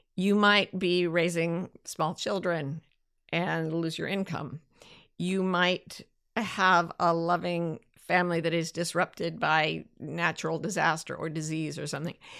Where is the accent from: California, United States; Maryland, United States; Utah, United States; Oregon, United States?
Utah, United States; This is what I grew up with in Utah